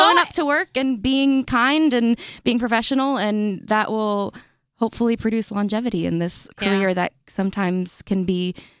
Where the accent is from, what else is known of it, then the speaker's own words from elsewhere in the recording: the South, United States; growing up in the South, I played very competitive softball for 10 years.